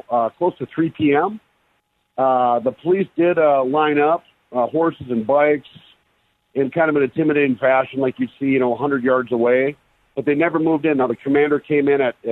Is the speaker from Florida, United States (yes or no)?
no; Minneapolis, Minnesota, United States; I grew up in Minneapolis, went to school, University of Minnesota. I spent 20 years right there